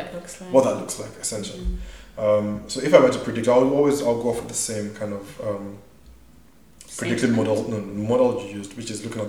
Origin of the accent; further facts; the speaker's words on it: Nigeria; also born or lived in South Africa; now in United States; so I grew up in Nigeria, right?